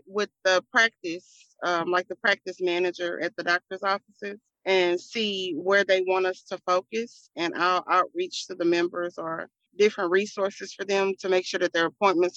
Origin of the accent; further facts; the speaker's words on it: Houston, Texas, United States; I am from Houston, Texas. I come straight out of A-Leaf